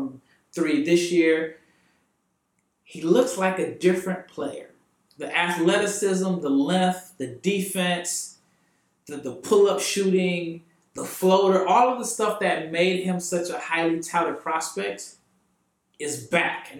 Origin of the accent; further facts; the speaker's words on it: Omaha, Nebraska, United States; moved away; We are from Omaha, Nebraska